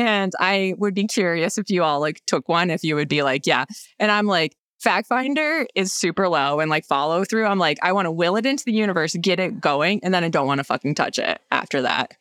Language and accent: English; upstate New York, United States; moved away; I grew up in a small town in upstate New York